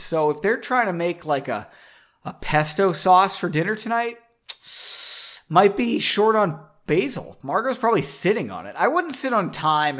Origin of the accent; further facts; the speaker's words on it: United States; As an American